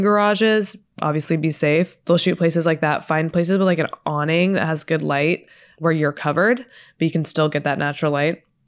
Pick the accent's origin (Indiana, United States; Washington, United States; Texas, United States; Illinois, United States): Texas, United States; now in Los Angeles, United States; I'm from Texas